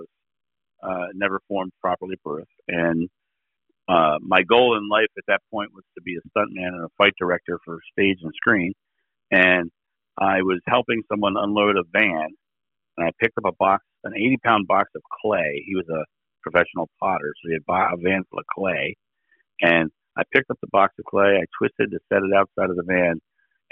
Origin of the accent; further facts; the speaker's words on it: Rehoboth Beach, Delaware, United States; now in Akron, United States; I live in Akron, Ohio right now. I'm originally from Rehoboth Beach, Delaware.